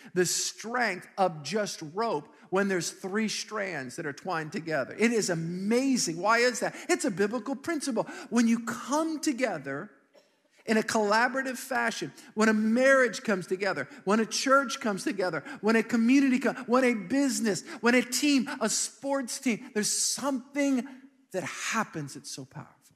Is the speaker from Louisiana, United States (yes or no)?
yes; Metairie, Louisiana, United States; I grew up in Metairie